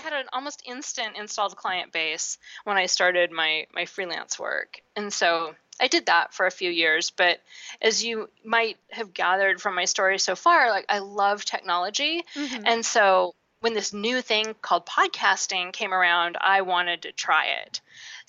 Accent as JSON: {"language": "English", "town": "Seattle", "region": "Washington", "country": "United States", "tie": "born or raised there", "said": "I grew up in Seattle where it rains a lot"}